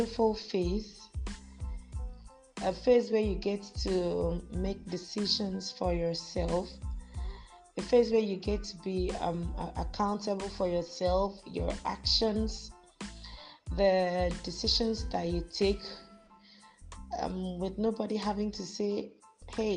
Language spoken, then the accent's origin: English; Akwa Ibom, Nigeria; also born or lived in Lagos State; now in Lagos, Nigeria; I am from Akwa Ibom State, but I reside in Lagos State.